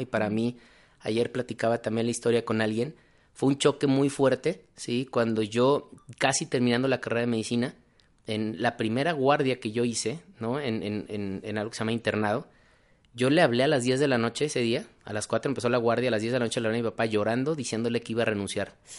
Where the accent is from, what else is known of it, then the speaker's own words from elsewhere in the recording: Guadalajara, Jalisco, Mexico; also born or lived in Mexico City; soy mexicano, orgullosamente tapatío